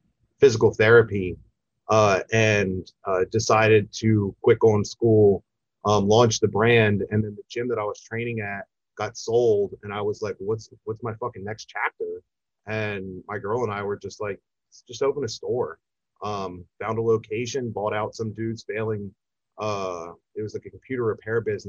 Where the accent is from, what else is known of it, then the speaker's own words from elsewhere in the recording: York, Pennsylvania, United States; I'm born and raised in York